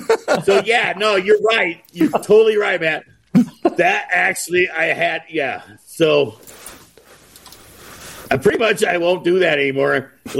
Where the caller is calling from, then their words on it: Colorado, United States; Yeah, Northwest Colorado in the mountains.